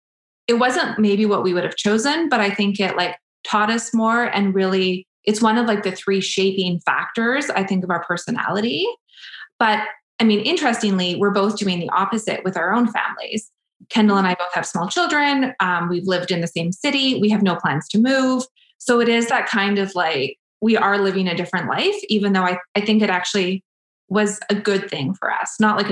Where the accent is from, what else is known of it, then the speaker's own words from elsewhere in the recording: Prince George, British Columbia, Canada; moved away as an adult; now in Edmonton, Canada; I came to Edmonton. So I moved from Prince George to Edmonton for university.